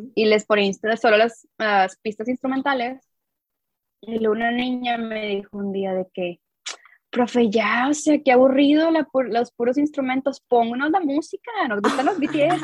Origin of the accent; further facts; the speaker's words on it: Coahuila, Mexico; soy de Coahuila, o sea, soy del norte de México